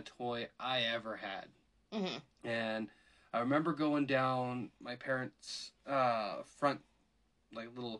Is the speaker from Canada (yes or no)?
yes; Canada; I said Z, I'm Canadian